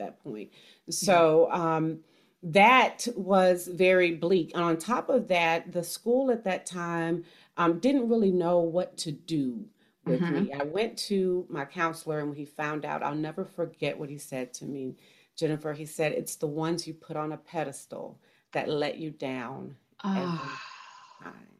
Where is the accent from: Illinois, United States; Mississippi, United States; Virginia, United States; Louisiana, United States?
Mississippi, United States; also born or lived in Florida; now in Georgia, United States; I grew up in poverty in Mississippi